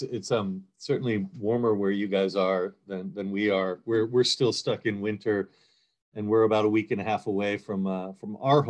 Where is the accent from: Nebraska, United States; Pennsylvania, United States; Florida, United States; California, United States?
Pennsylvania, United States; Emmaus; moved away as an adult; also born or lived in Twin Cities, Minnesota; now in St. Paul, United States; Yeah, I grew up in Emmaus, so not far from you.